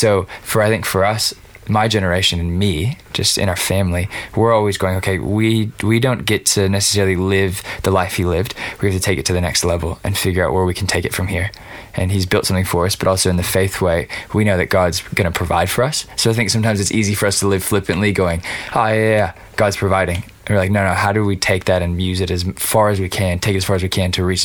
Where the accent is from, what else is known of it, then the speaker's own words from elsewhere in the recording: Los Angeles, California, United States; I grew up in East LA, where all my friends' older brothers were in gangs